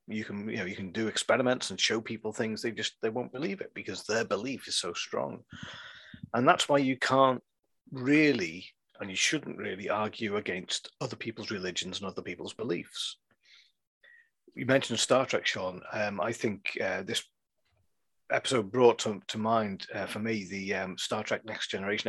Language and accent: English; England, United Kingdom; I am an English citizen